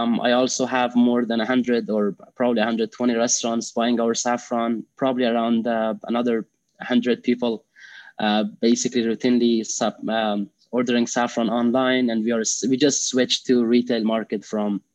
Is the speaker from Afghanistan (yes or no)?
yes; Afghanistan; English is a second language; moved away as an adult; now in United States; I am originally from Afghanistan. I was raised and born in Afghanistan. I moved to U.S. In 2014 when I was around age 21.